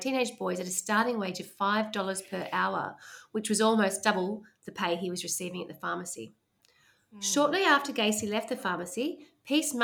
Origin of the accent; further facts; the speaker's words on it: Australia; accent: Aussie Bogan; I couldn't sound like I'm more Aussie Bogan if I tried